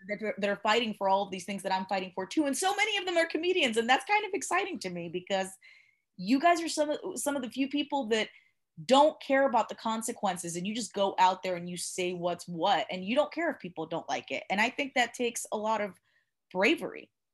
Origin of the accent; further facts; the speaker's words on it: Cuba; moved away; I was born in Cuba